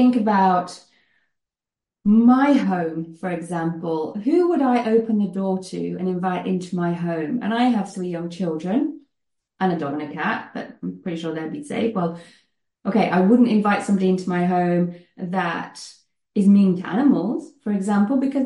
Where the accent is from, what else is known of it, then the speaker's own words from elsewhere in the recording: United Kingdom; moved away as an adult; now in Netherlands; you may gather from my accent that I am British, but I live in the Netherlands